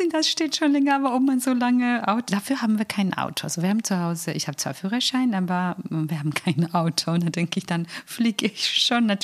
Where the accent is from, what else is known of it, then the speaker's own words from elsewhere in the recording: Georgia; German is a second language; now in Germany; als Georgier sind gerne dramatisch, ein Herr hat, um seinen Protest auszudrücken, sich Augen zugenäht. Also ich meine, so extreme, wir sind dramatisch.